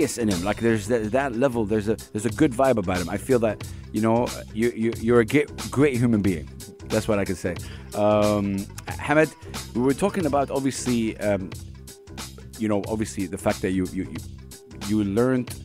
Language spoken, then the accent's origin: English; Saudi Arabia; I'm from Saudi Arabia